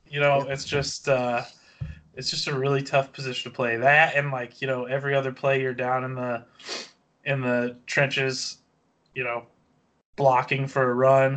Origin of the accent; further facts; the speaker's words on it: Kansas City, Missouri, United States; I was born in Kansas City